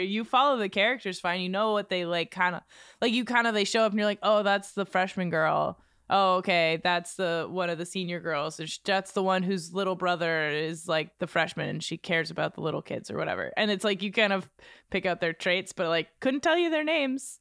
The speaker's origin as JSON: {"language": "English", "town": "Exeter", "region": "New Hampshire", "country": "United States", "tie": "born or raised there", "said": "Exeter, in my hometown"}